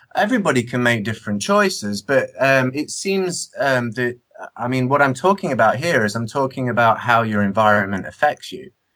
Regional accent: Nottingham, East Midlands, United Kingdom; I grew up in Nottingham

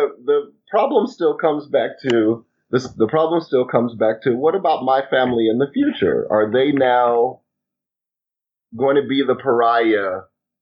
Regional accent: Chicago, Illinois, United States; moved away; I'm actually from Chicago

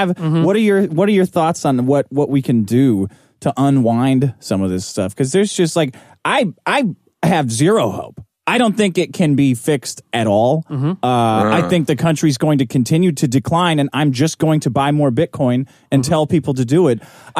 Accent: New York, United States; I'm from New York.

